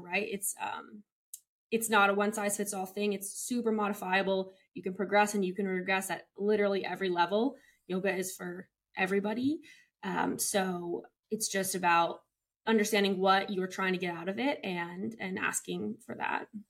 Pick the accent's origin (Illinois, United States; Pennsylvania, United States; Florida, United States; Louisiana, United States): Illinois, United States; Chicago; moved away as an adult; also born or lived in Montana / Texas; now in Los Angeles, United States; I'm from Chicago, Illinois.